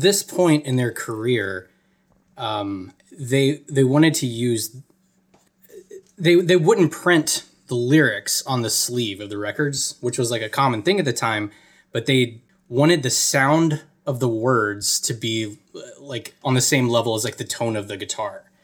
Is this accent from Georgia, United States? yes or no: yes; Atlanta, Georgia, United States; I'm from Atlanta or outside of Atlanta